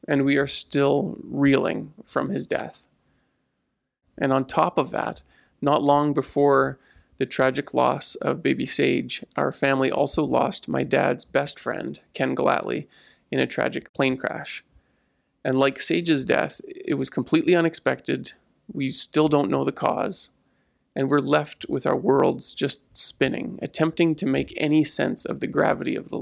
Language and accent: English; Ponoka, Alberta, Canada; I grew up in the United Church in Ponoka